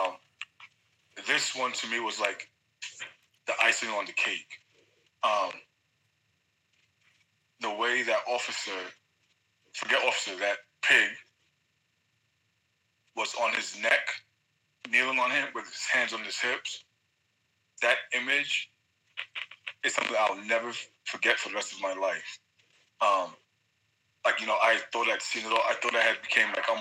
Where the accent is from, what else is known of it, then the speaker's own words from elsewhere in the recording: New York City, New York, United States; moved away as an adult; now in Texas, United States; I'm 40 years old, born and raised in New York City.